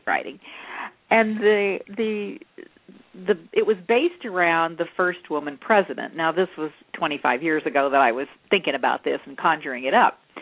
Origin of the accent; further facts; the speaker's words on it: Texas, United States; I grew up in in Texas, and my father actually w- made Western wear. So I actually grew up wearing the cow. I was a cowgirl